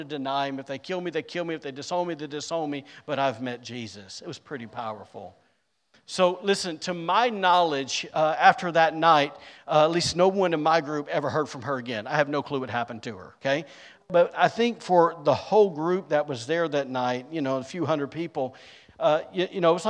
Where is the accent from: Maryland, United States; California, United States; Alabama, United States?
Alabama, United States; now in Rockport, United States; I'm from Alabama